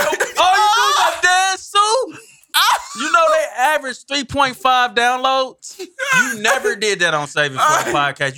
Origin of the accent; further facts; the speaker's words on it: Missouri, United States; I'm from Missouri